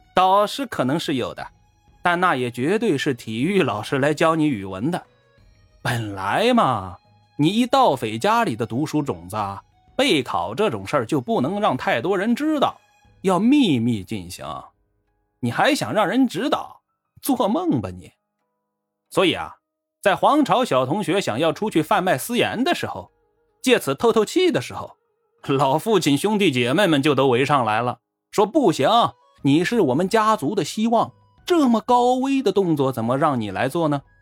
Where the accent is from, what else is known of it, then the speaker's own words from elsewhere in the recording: China; 我们中国人安土重迁、乡土观念重